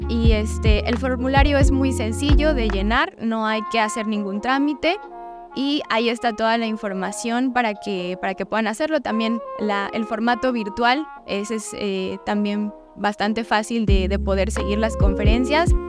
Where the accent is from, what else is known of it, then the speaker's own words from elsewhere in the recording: Tuxtla Gutiérrez, Chiapas, Mexico; somos acá de Tuxtla, la mayoría, y chiapanecos